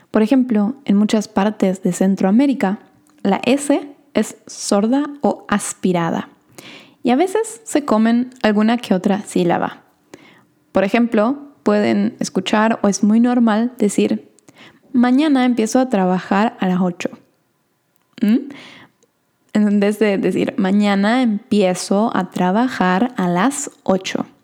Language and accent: Spanish; Argentina; accent: Argentine; Usualmente a mí me dicen que tengo un acento bastante neutral también, pero como les dije en el episodio de hoy, a veces sale mi acento argentino.